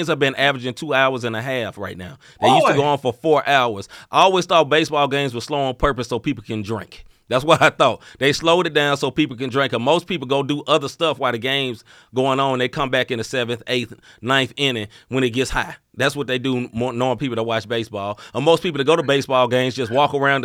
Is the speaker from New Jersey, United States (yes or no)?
no; Memphis, Tennessee, United States; moved away; I am from Memphis originally